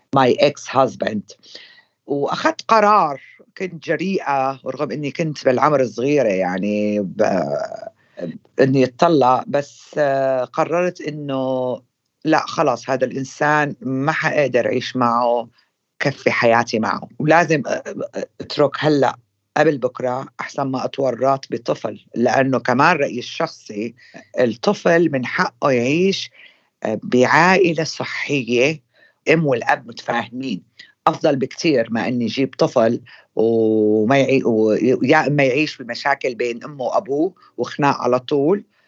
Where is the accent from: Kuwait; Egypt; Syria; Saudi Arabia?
Syria; moved away as an adult; now in London, United Kingdom; اني انا سوريه